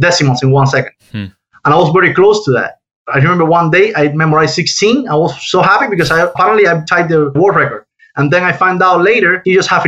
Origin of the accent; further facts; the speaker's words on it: Havana, Cuba; moved away as an adult; now in United States; I was born and raised in Cuba, in Havana, Cuba